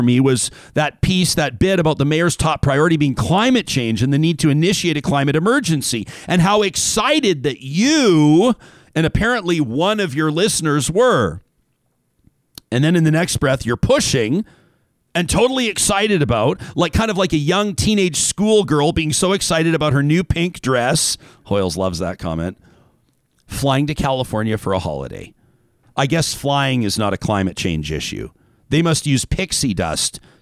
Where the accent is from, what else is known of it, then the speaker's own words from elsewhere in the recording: Calgary, Alberta, Canada; my hometown